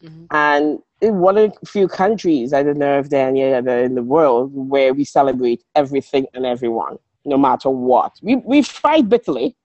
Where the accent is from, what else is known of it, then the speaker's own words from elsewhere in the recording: Trinidad & Tobago; also born or lived in Grenada; now in Melbourne, Australia; I'm from Trinidad